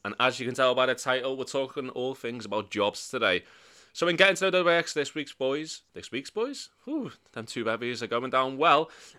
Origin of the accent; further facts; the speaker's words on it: Birkenhead, North West England, United Kingdom; Growing up in Birkenhead, being a drug dealer, that's not too far off.